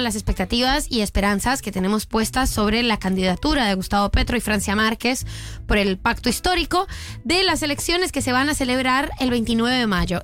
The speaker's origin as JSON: {"language": "Spanish", "country": "Colombia", "moved": "yes", "lives_now": "Argentina", "said": "yo soy colombiana"}